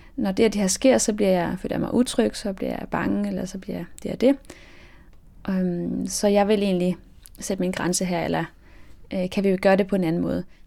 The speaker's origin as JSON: {"language": "Danish", "country": "Denmark", "tie": "born or raised there", "also_born_or_lived": "France", "said": "jeg er opvokset i Frankrig, og mine, mine forældre eller det vil sige, at min far er fransk, og min mor er dansk. Og øhm, da mine forældre blev, jeg gik fra hinanden, da jeg var syv år, så flyttede min mor og jeg til, til Danmark"}